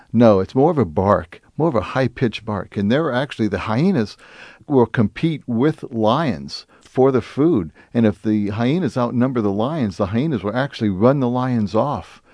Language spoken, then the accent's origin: English; United States; as an American